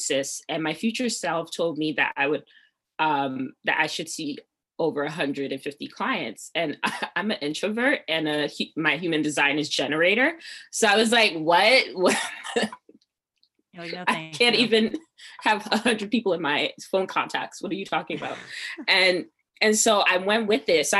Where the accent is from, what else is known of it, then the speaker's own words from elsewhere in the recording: Piscataway, New Jersey, United States; also born or lived in Nigeria (ancestry); I'm from Jersey